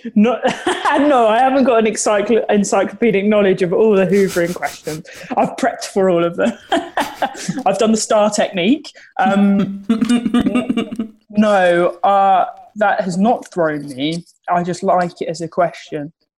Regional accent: Sittingbourne, South East England, United Kingdom; grew up in Sittingbourne in Kent.

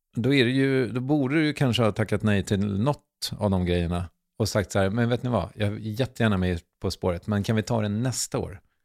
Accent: Strängnäs, Södermanland, Sweden; Jag är från Strängnäs.

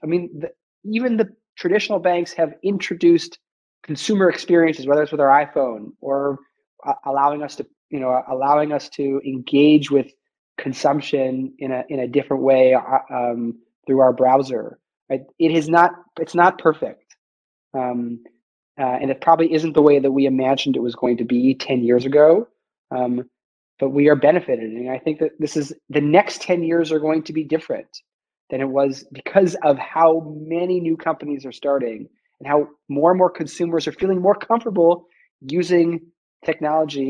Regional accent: Vancouver, British Columbia, Canada; moved away; also born or lived in Montreal / Toronto; I'm a Canadian. I grew up in Vancouver, went to McGill

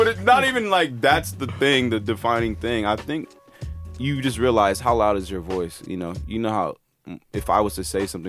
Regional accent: United States; now in United Kingdom

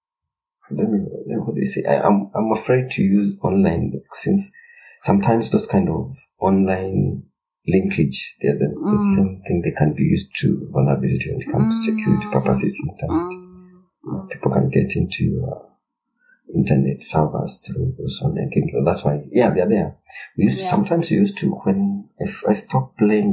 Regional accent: Kenya

